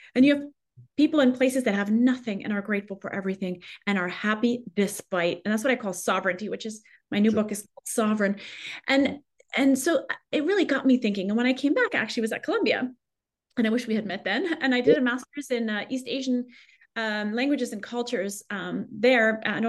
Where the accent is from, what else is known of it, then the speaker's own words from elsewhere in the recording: Paris, Île-de-France, France; English is a second language; Well, I grew up in Paris, which sounds glamorous, but actually the culture on the streets is a more negative, at least when I grew up there.